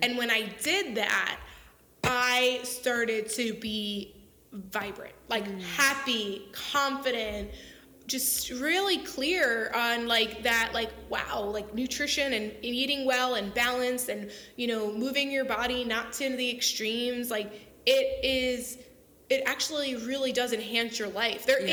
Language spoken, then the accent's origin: English; Long Island, New York, United States; I grew up on Long Island, New York